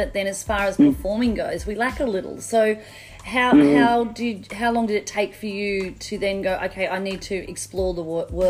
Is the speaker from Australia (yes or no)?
yes; Australia; from Australia.